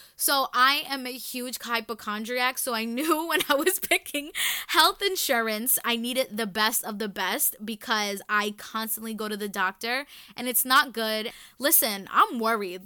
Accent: New York City, New York, United States; I was born and raised in the Bronx

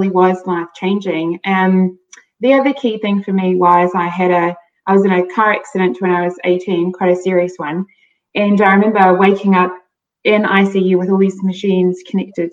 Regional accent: South Africa; I grew up in South Africa

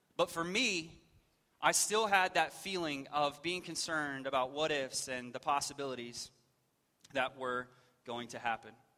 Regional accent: West Texas, United States; I grew up in West Texas

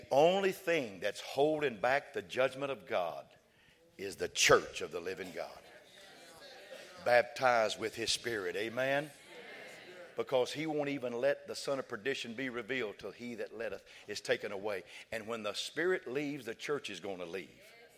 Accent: West Texas, United States; we was raised in West Texas

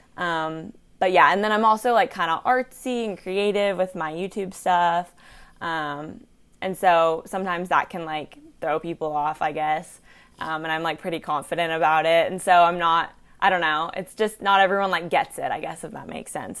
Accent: Chattanooga, Tennessee, United States; also born or lived in Georgia; I'm from Chattanooga

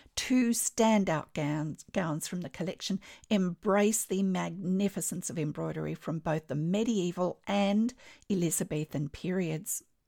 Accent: Australia; I'm an Australian textile artist

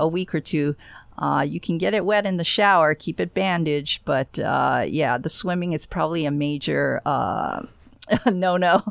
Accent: Honolulu, Hawaii, United States; also born or lived in Florida; now in Space Coast, Florida, United States; I was born and raised in Honolulu, and, uh, I guess I spent most of my time actually in Florida

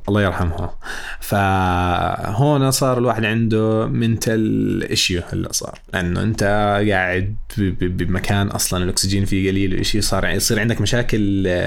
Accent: Jordan; عندنا بالاردن

